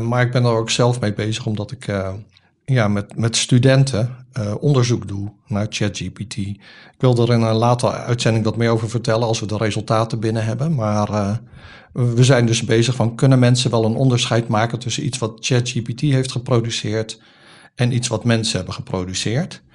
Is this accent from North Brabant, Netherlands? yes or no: no; Rotterdam, South Holland, Netherlands; born or raised there